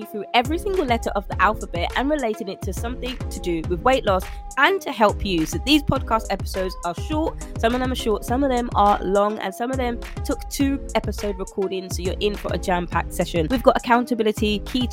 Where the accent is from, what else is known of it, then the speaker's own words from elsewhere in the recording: London, United Kingdom; I'm a Londoner. I'm from London, born and raised in the UK.